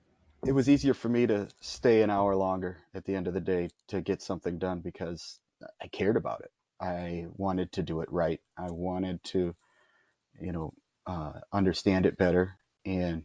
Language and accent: English; Minnesota, United States; now in San Antonio, United States; I am from Minnesota and I speak that language up there